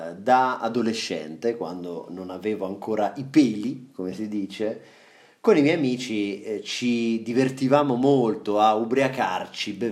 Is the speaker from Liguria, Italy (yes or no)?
no; Sicily, Italy; mi mancava un po' il sapore della, della mia terra, della Sicilia